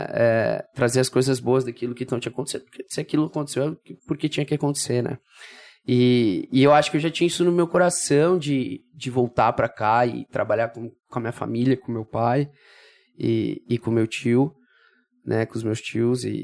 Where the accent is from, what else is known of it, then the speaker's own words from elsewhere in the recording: Brazil; also born or lived in São Paulo; Eu, eu sou do Brasil, né? E aí voltei pro Brasil.